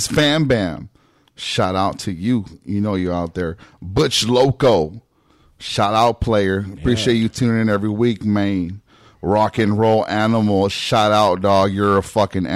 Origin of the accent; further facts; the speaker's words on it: Long Beach, California, United States; I grew up in Long Beach, dog, around black people